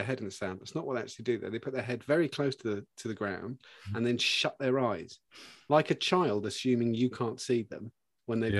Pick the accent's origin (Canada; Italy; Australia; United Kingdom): United Kingdom; being British